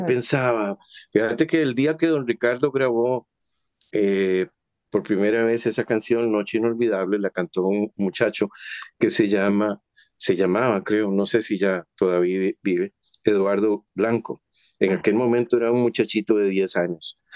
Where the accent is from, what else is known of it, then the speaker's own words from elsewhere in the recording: Costa Rica; nosotros como costarricenses